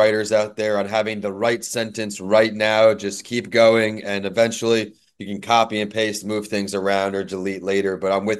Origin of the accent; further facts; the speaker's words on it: New York, United States; now in Florida, United States; In Florida, we're still a little chilly. I'm a wimp now, though. Growing up in New York, now with the winter comes, I'm definitely a wimp.